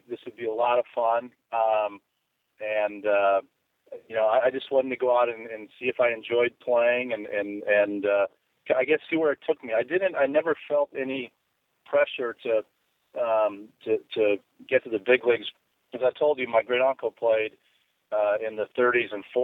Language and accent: English; Chicago, Illinois, United States; I grew up right outside Chicago